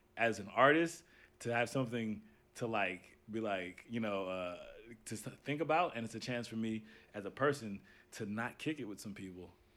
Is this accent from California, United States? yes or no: yes; Los Angeles, California, United States; I'm from South Central